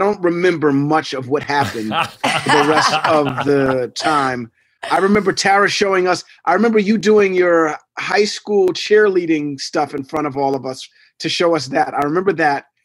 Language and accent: English; New York City, New York, United States; I'm from Hell's Kitchen